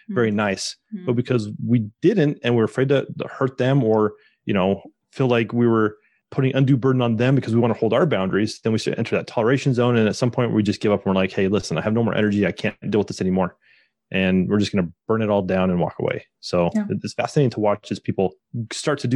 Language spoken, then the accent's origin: English; Utah, United States; me and my wife, we're from Utah, mm-hmm. in the United States